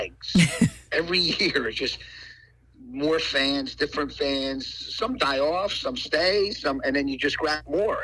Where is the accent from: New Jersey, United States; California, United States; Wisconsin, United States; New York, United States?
New Jersey, United States; Paterson; I grew up in Paterson, New Jersey